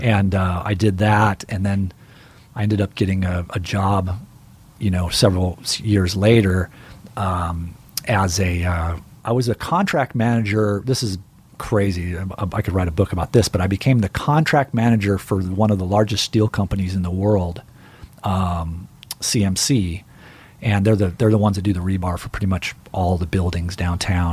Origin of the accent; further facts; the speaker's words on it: Riverside, California, United States; I grew up in the Inland Empire, which is basically the Midwest